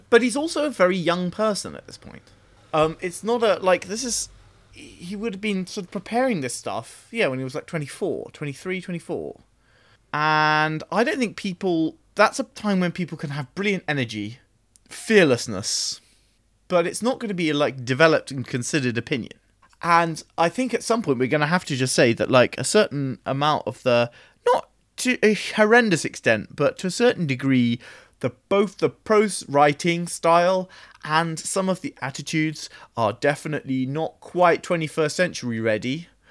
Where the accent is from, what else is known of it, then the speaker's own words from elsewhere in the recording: Oxfordshire, South East England, United Kingdom; I grew up in Oxfordshire